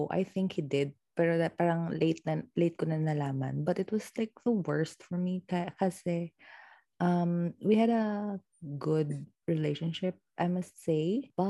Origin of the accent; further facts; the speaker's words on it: Iloilo City, Western Visayas, Philippines; also born or lived in Bacolod; I'm from Iloilo